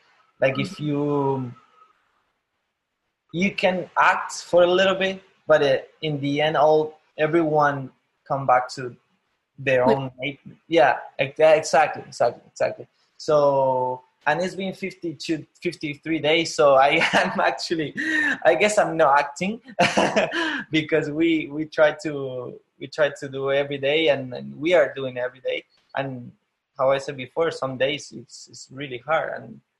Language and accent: English; Argentina; English is a second language; moved away as an adult; also born or lived in Buenos Aires, Argentina; now in San Francisco, United States; I'm not from Buenos Aires in Argentina. I'm not from the capital